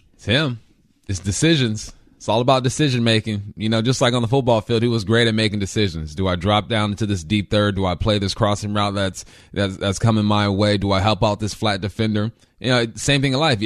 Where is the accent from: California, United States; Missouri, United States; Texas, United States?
California, United States; Los Angeles; I grew up in West